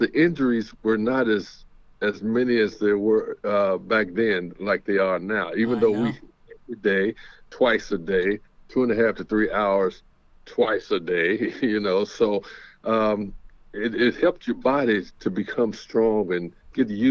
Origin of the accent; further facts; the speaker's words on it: Los Angeles, California, United States; I grew up in Los Angeles where the Rams were here at that time as well